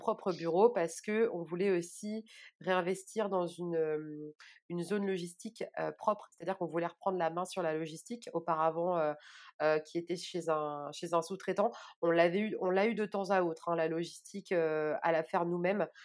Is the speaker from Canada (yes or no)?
no; Orléans, Centre-Val de Loire, France; je suis originaire d'Orléans et je vis à Orléans